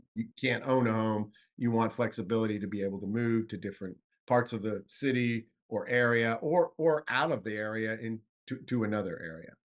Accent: South Florida, United States; moved away; I'm from South Florida, born and raised

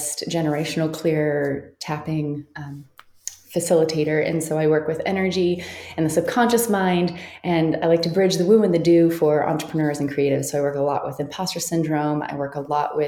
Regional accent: North Carolina, United States; moved away as an adult; also born or lived in Okinawa, Japan; now in Arizona, United States; I'm from North Carolina

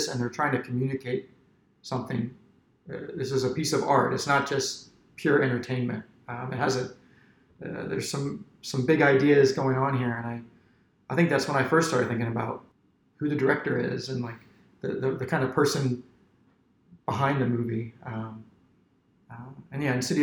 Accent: Centreville, Virginia, United States; I grew up in Centerville.

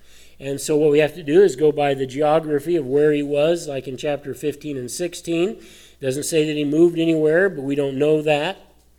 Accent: Colorado, United States; I grew up in Colorado.

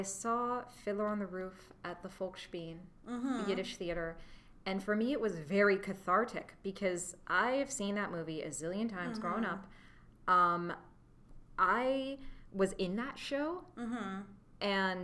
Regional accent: Wichita, Kansas, United States; I grew up in Wichita, Kansas

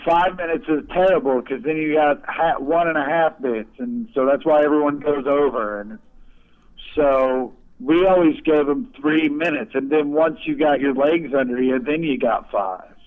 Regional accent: Kansas City, United States; I grew up outside Kansas City actually, so like we grew up in the rural suburbs

